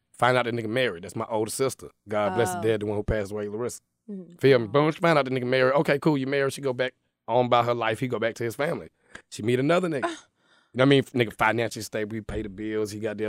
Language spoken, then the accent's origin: English; San Diego, California, United States; born there; I was born in California. But I've been down here for a very long time. I was born in San Diego.